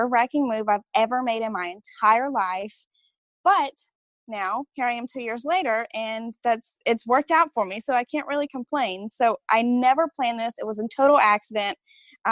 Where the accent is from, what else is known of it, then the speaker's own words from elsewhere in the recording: Alexandria, Louisiana, United States; also born or lived in San Antonio, Texas; I am from Alexandria, Louisiana, and it's a little tiny town directly in the middle of Louisiana, and you're probably going to catch on the accent.